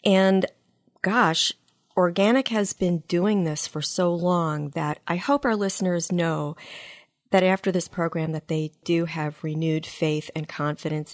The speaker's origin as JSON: {"language": "English", "region": "East Coast", "country": "United States", "moved": "yes", "lives_now": "Midwest, United States", "said": "I live in the Midwest. I'm from the East Coast."}